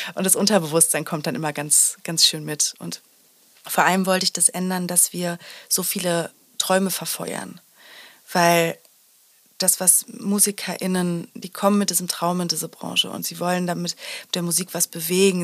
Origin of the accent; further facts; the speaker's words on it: Sauerland, North Rhine-Westphalia, Germany; ich bin im Sauerland groß geworden